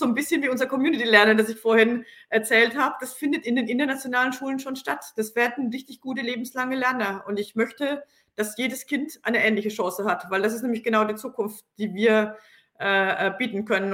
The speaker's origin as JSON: {"language": "German", "area": "Franconia", "region": "Bavaria", "country": "Germany", "said": "komme ich aus Franken"}